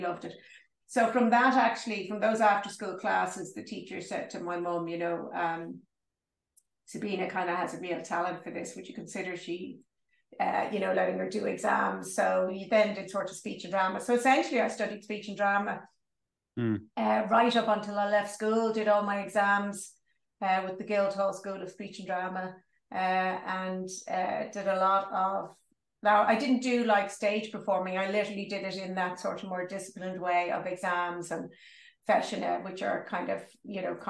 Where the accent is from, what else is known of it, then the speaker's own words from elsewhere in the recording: Dublin, Leinster, Ireland; moved away as an adult; Oh, I'm from Dublin. I grew up in what is often referred to as the leafy suburb of Clontarf